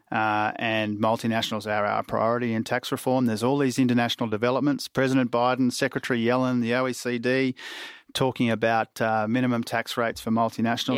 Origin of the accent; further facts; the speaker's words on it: Queensland, Australia; I say this as a Queenslander too